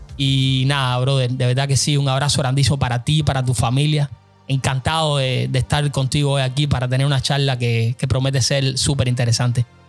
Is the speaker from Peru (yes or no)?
no; Cuba; lo que soy hoy como cubano